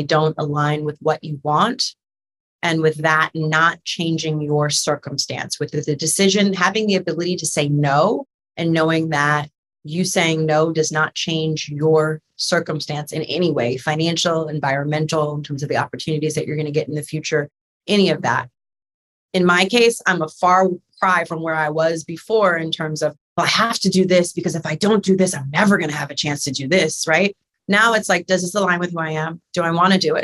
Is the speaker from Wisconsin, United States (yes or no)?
no; New York City, New York, United States; a little Black girl growing up in New York City